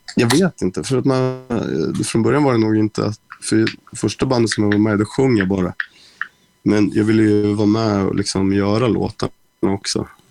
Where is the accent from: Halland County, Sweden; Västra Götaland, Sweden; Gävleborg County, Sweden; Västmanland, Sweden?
Västmanland, Sweden; Västerås; Jag är från Västerås